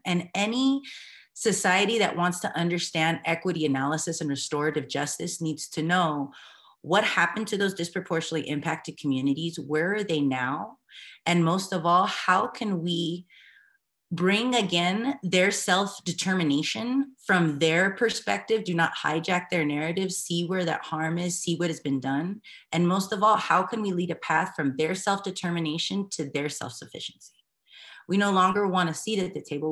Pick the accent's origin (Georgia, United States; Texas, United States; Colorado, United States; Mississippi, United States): Colorado, United States; Denver; also born or lived in New Mexico; now in Commerce City, United States; I'm mixed Chicana from Denver homeland. So even in that space, I'm from New Mexico, Southern Colorado space, my family is